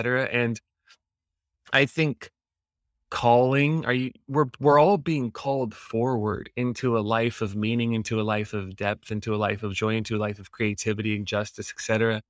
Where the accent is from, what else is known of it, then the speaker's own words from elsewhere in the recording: Los Angeles, California, United States; moved away as an adult; now in Hawaii, United States; I grew up in around Los Angeles, and I moved to Hawaii at 18 to go to college.